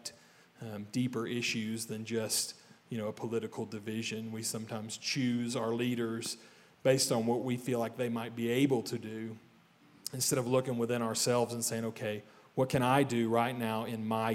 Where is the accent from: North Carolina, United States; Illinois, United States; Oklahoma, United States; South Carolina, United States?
Oklahoma, United States; I grew up in Oklahoma in the Bible Belt